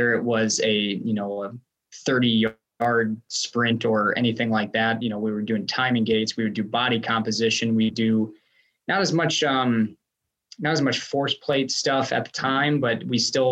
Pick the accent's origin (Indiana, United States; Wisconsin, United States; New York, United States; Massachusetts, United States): Wisconsin, United States; moved away as an adult; also born or lived in East Stroudsburg, Pennsylvania / Johnson City, Tennessee; So nice to be back in Wisconsin